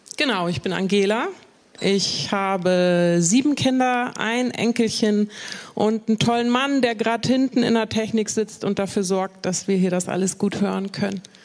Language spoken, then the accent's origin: German; Bremen, Germany; ich bin in Bremen geboren, nicht in Hochding, aber so. in Bremen. Okay. Und äh, in Hochding aufgewachsen